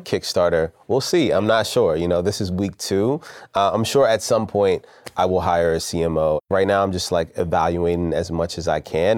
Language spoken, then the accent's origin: English; Richmond, Virginia, United States; I'm from Southside Richmond